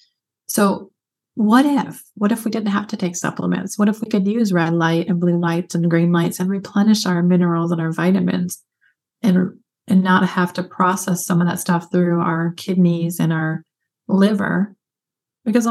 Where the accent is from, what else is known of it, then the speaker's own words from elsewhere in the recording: Michigan, United States; I grew up in Michigan